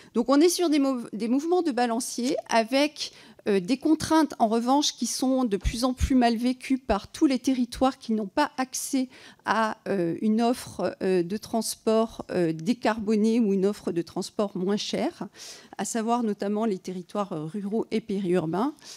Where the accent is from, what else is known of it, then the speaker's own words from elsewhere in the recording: Provence-Alpes-Côte d'Azur, France; je viens des Alpes-Maritimes